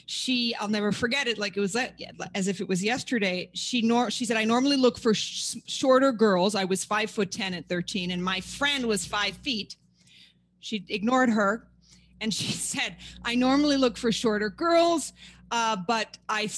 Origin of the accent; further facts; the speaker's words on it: New York City, New York, United States; also born or lived in Paris, France; I'm born and raised in Manhattan